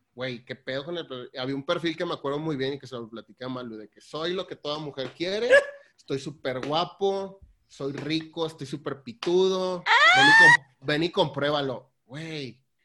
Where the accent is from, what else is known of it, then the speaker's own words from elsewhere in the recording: Tampico, Tamaulipas, Mexico; also born or lived in Saltillo / Netherlands; Soy de, Saltillo, pero me criaron en Tampico. Eh, allá trabajo, allá vivo